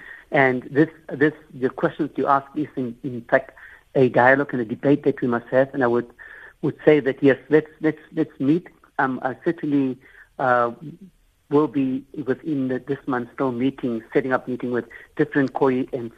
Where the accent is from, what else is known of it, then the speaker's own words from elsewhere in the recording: Cape Town, Western Cape, South Africa; I'm from Cape Town, but I'm not in Cape Town now.